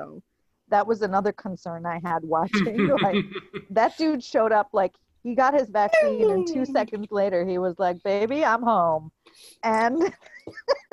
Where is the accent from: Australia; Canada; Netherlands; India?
India; moved away; I was born in India